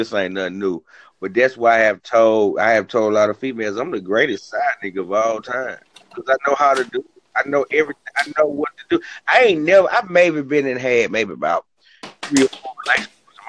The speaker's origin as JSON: {"language": "English", "town": "Rochester", "country": "United States", "said": "I'm from Rochester. I've been seeing these from Rochester, to Rochester to Memphis."}